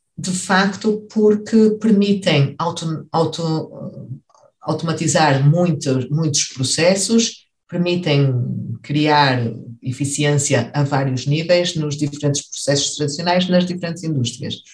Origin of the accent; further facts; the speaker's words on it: Vila Nova de Gaia, Norte, Portugal; moved away as an adult; also born or lived in Lisbon, Portugal; now in Heidelberg, Germany; cresci na cidade de Vila Nova de Gaia